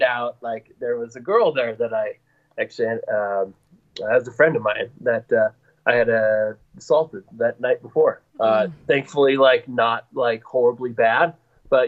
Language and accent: English; Bozeman, Montana, United States; moved away as an adult; I was born and raised in Bozeman, Montana